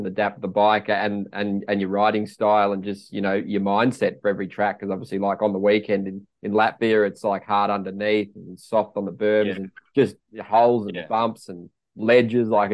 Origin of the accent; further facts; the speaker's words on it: Australia; accent: Aussie; I think mine's pretty well intact still